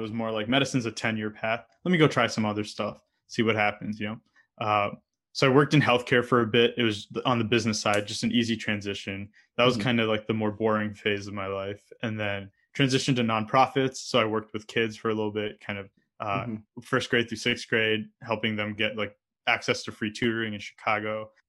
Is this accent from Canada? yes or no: yes; Canada; also born or lived in Saudi Arabia / United States; I grew up in Canada and the US and had moved around a lot. So like, to give you some context, I was born in Saudi Arabia because my dad happened to be working there at the time.